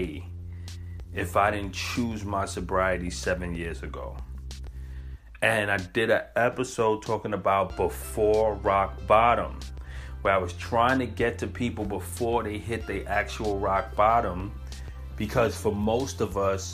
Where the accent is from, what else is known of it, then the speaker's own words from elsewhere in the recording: New York City, New York, United States; I'm from Brooklyn